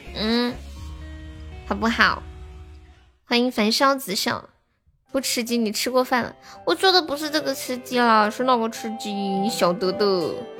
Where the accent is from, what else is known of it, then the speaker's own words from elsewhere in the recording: Harbin, Heilongjiang, China; 我东北哈尔滨的